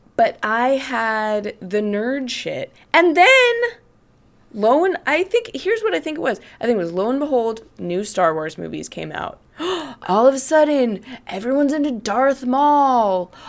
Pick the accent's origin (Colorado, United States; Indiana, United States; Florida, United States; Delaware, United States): Colorado, United States; Greeley; in my hometown of Greeley, Colorado